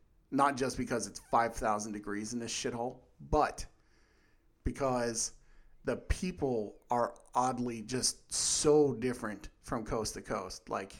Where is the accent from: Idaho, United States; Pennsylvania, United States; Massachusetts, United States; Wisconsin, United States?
Pennsylvania, United States; Uniontown; also born or lived in Irwin; So I usually say Pittsburgh to shorten things, but I grew up mostly in Uniontown and Irwin and, well, like 40 other places too because we moved around a lot.